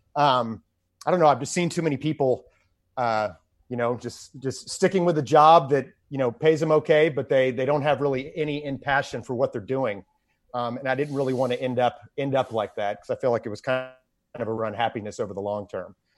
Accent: Houston, Texas, United States; growing up in Houston

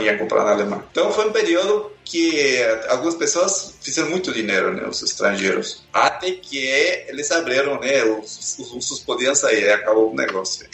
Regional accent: Peru; Portuguese is a second language; moved away as an adult; also born or lived in Lima, Peru / Soviet Union / Sweden; now in Brazil; eu nasci no Peru, lá no interior do Peru, lá nos Andes, e de lá eu saí com 12 anos para a capital Lima.

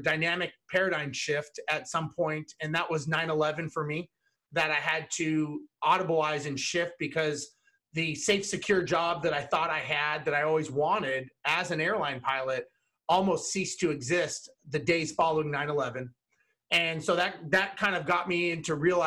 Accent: Los Angeles, California, United States; I was born and raised in Los Angeles

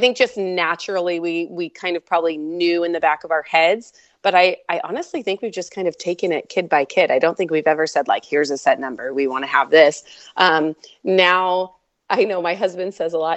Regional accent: Oregon, United States; now in central Washington, United States; originally born and raised in Oregon

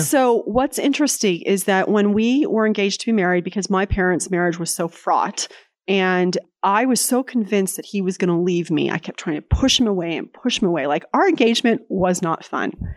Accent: San Jose, California, United States; moved away as an adult; also born or lived in Provo, Utah; now in Lexington, Virginia, United States; I grew up in California, in San Jose, California, pre-Silicon Valley

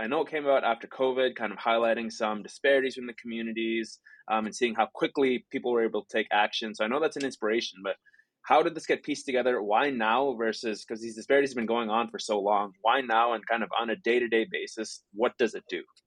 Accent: Chicago, Illinois, United States; in Chicago, where my hometown is

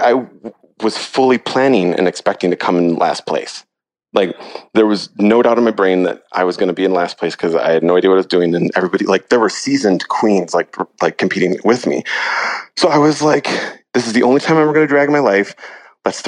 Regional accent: Iowa, United States; now in San Francisco, United States; I'm from Iowa

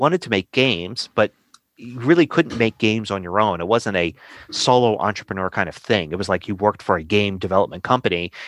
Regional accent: Philadelphia, Pennsylvania, United States; I grew up in Philadelphia

